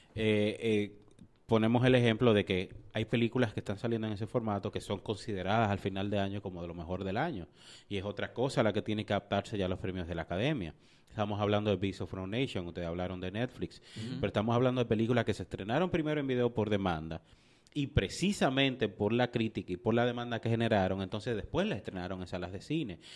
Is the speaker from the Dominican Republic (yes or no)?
yes; Dominican Republic; nosotros como dominicanos